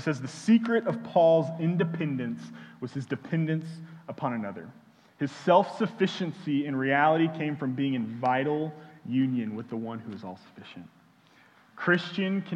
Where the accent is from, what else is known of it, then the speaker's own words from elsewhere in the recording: Houston, Texas, United States; now in Austin, United States; I'm from Houston